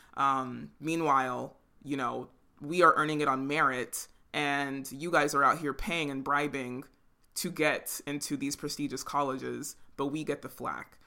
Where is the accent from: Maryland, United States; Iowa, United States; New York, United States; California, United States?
California, United States; San Jose; we grew up in San Jose